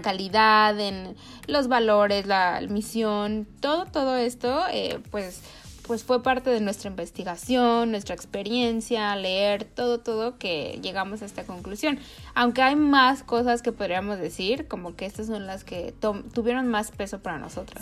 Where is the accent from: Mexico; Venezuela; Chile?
Mexico; now in United States; yo estoy acá en Estados Unidos, pero soy de México